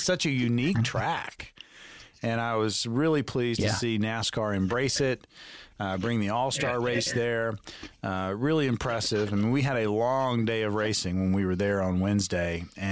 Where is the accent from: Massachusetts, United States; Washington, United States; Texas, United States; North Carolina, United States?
North Carolina, United States; Boone; I'm from Boone, North Carolina